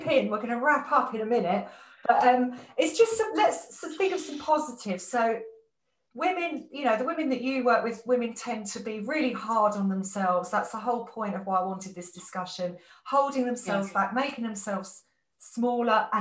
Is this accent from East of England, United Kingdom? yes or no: yes; Essex, East of England, United Kingdom; now in London, United Kingdom; I grew up in Essex